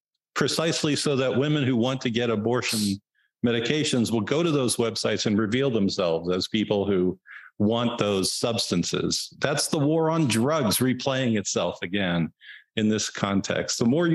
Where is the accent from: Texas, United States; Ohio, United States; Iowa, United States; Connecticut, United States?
Texas, United States; In my home state, the urban areas, Texas, Dallas, Houston, Austin, San Antonio, El Paso, maybe a few Fort Worth, a few other places.